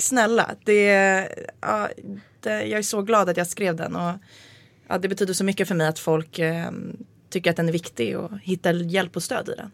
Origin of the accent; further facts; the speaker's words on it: Nacka, Stockholm County, Sweden; jag hade min första fylla vid sjön i, där jag bodde